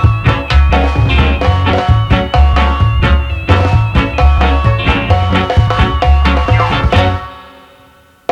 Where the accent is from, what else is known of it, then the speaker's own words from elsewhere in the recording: Leicester, East Midlands, United Kingdom; my hometown, Leicester Town